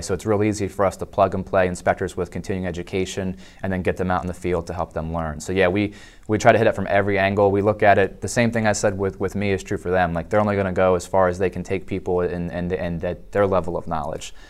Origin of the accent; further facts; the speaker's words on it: Dover, Delaware, United States; I was actually born and raised in Delaware in the capital Dover, so kind of a Delawarean by nature